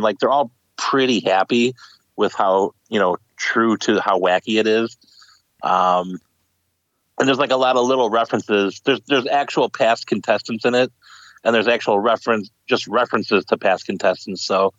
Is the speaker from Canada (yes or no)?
no; United States; that's the thing about being like an American.